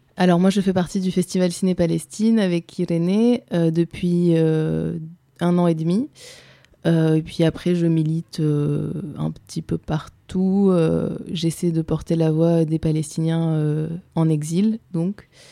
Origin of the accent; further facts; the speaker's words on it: France; moi j'ai grandi en France, je suis française